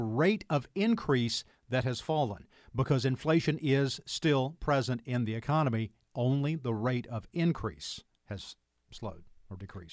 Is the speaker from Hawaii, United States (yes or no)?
no; Anderson area, South Carolina, United States; I'm a lifer, and then some.